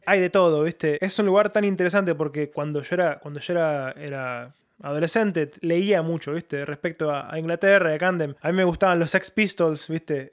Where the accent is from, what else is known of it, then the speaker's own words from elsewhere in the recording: Lanús, Buenos Aires Province, Argentina; moved away as an adult; now in London, United Kingdom; yo soy de Buenos Aires, eh, soy de Lanús, viví toda mi vida ahí. Eh, hasta los 22 años.